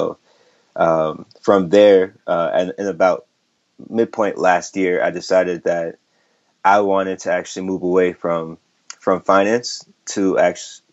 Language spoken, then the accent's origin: English; St. Paul, Minnesota, United States; moved away as an adult; also born or lived in New York; I grew up in the Midwest, St. Paul, Minnesota, as a first generation Nigerian.